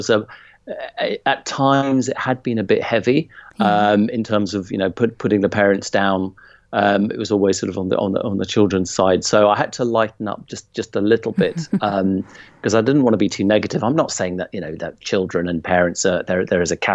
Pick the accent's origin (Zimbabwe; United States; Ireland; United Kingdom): Zimbabwe; moved away; my own childhood of growing up in Zimbabwe and being at school there